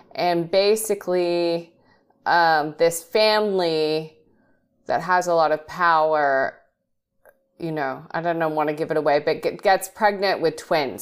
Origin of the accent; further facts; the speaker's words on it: Australia; moved away as an adult; also born or lived in England; now in United States; I was raised in Australia, so I am I am English and Australian, but I've now been living in America a long time.